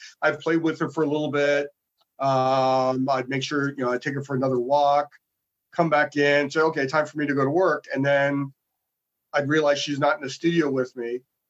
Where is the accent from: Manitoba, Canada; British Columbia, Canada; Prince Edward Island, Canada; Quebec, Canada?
Manitoba, Canada; Winnipeg; moved away as an adult; also born or lived in Calgary; now in Toronto, Canada; So I was born and raised in Winnipeg. I came to Ontario for Sheridan and I stayed